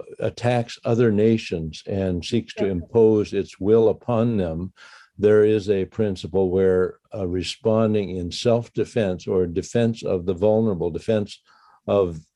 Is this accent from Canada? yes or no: yes; Canada; We are reclaiming our right and responsibility as Canadian citizens